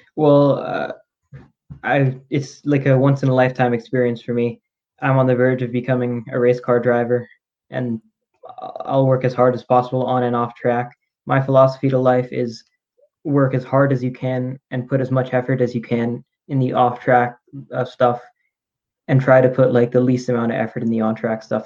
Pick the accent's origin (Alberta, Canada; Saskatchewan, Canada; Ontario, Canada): Alberta, Canada; Calgary; my hometown, Calgary.